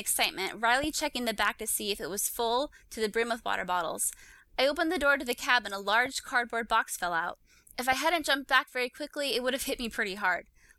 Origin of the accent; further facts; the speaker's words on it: Canada; Also, I'm Canadian.